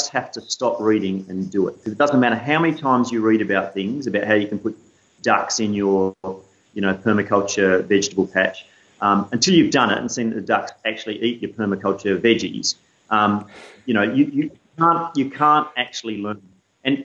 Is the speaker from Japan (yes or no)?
no; Canberra, Australian Capital Territory, Australia; moved away; I grew up in Canberra, in the suburbs